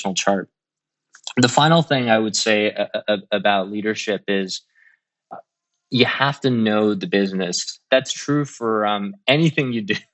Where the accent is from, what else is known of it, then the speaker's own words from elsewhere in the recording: Midwest, United States; also born or lived in China; as a kid growing up in the Midwest